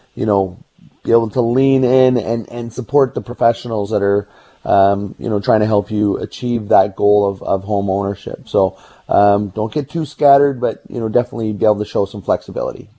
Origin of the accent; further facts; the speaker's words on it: Burnaby, British Columbia, Canada; also born or lived in Anmore; I grew up in Burnaby